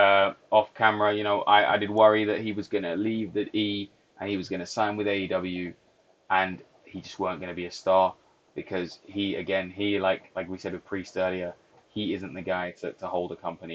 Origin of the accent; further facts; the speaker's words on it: United Kingdom; We're British